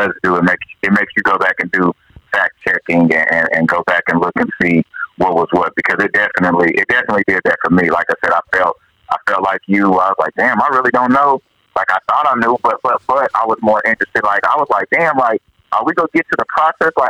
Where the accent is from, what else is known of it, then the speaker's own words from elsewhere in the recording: Oklahoma, United States; I'm from Oklahoma.